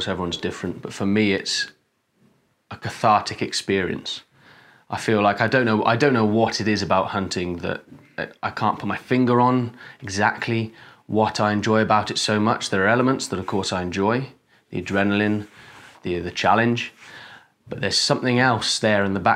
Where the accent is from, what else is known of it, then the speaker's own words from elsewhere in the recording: Wales, United Kingdom; I'm a Welshman